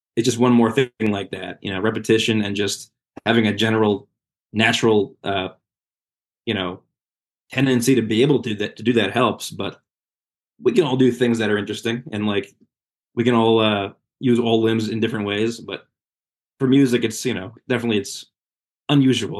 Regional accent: Red Bank, New Jersey, United States; Red Bank, which is my hometown

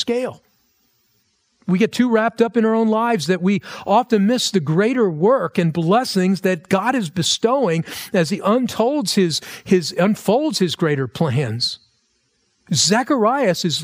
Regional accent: United States; for us as American Christians.

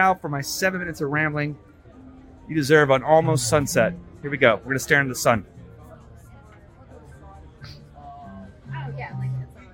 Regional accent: Texas, United States; I'm from Texas

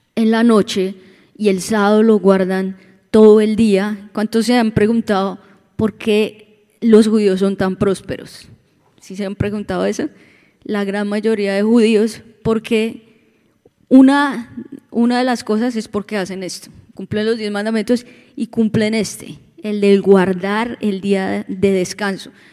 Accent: Bogotá, Colombia; now in Orlando, United States; venimos de Bogotá también

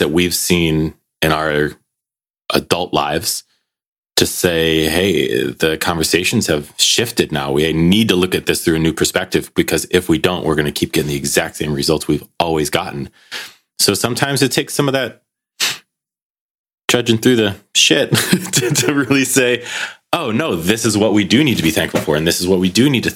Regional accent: United States; now in Belgium; living in Belgium, being American

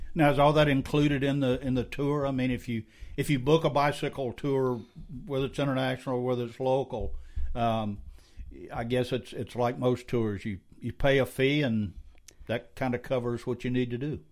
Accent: Scotland, United Kingdom; I'm Scottish

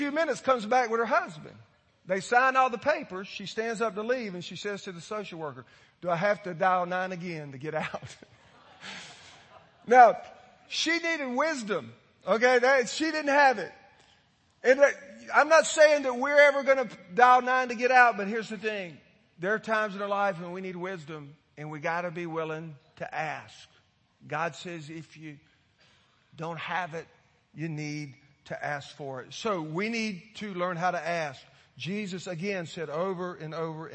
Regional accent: Florida, United States; I grew up in Florida

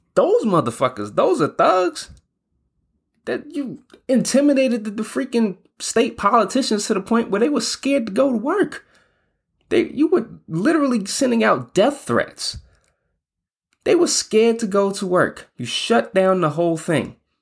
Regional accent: New York, United States; now in Spain; I'm from New York. I got a lot of family and friends out there

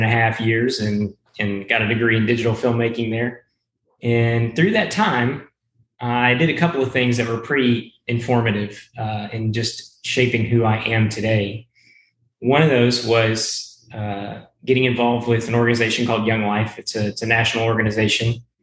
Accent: Conway, Arkansas, United States; also born or lived in Shreveport, Louisiana / Bryan-College Station, Texas; we shortly moved up to Central Arkansas after that, where I spent most of my life, 20 years of it, in Conway, Arkansas

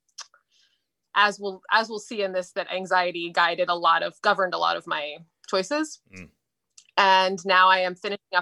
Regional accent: Falls Church, Virginia, United States; now in Media, United States; I grew up in Falls Church, Virginia, but I have lived kind of all over

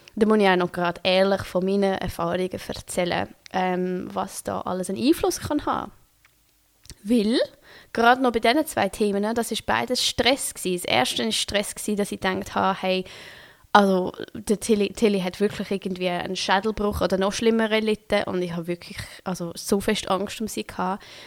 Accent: Switzerland; accent: Swiss German; first language Swiss German; German is a second language; now in Berlin, Germany; dass es nicht meine Muttersprache ist. Merkt man vielleicht nicht, wenn ich Schweizerdeutsch rede

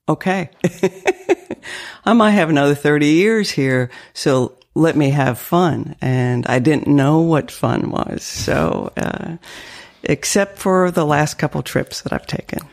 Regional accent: northern Maine, United States; accent: French dialect; first language French; English is a second language; also born or lived in Canada / Nova Scotia, Canada; now in Lexington, United States; I grew up in New England

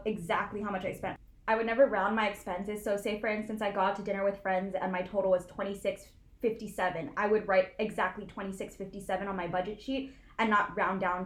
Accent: Hawaii, United States; moved away as an adult; also born or lived in Los Angeles; I was born and raised in Hawaii. All like 18 years of my life

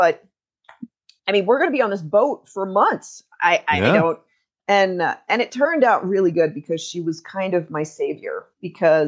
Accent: United States; also born or lived in Alaska; for me as an American

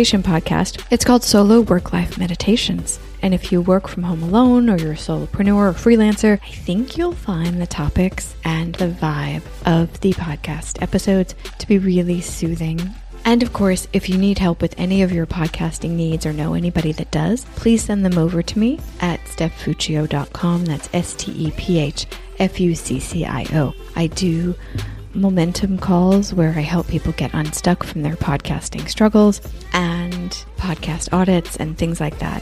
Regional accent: United States; also born or lived in Shanghai, China; now in Copenhagen, Denmark; I'm an American expat in Copenhagen, Denmark

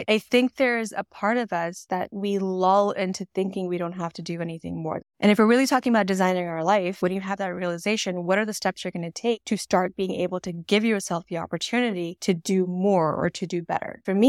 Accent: New York, United States; also born or lived in Washington DC; now in Dallas, United States; I feel the need to be like, well, I'm in Texas right now, but I'm actually from New York and DC.

